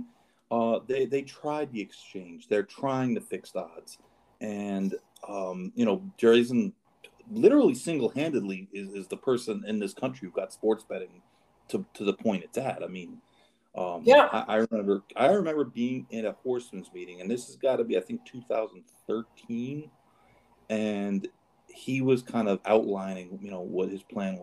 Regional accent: New York, United States; I grew up in New York

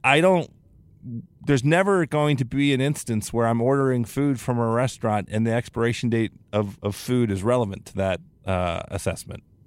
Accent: Newport Beach, California, United States; I want that in my hometown

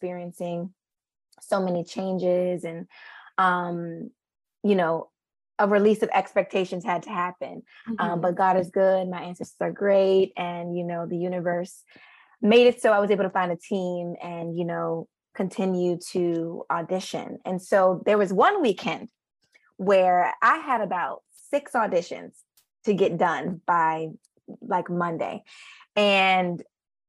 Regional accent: Richmond, Virginia, United States; moved away as an adult; also born or lived in Philadelphia, Pennsylvania / New York; I am from Richmond, Virginia

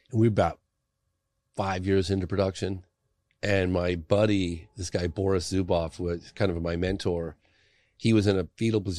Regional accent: England, United Kingdom; born there; because I was born in England, he had members of my family writing letters

